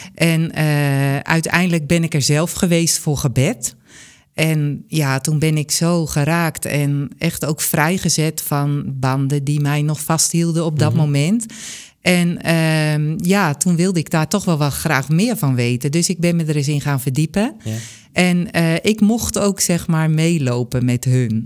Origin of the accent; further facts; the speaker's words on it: Bunschoten, Utrecht, Netherlands; uiteindelijk ben ik in Bunschoten geboren